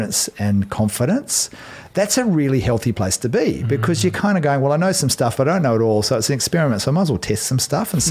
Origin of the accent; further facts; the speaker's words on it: Australia; now in New Zealand; I'm Aussie